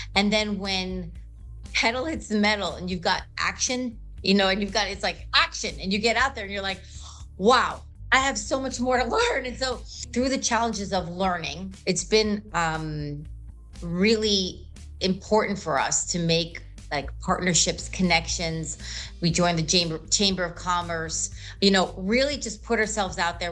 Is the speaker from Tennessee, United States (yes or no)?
no; New York, United States; moved away as an adult; also born or lived in Brooklyn; now in Florida, United States; we're originally from New York.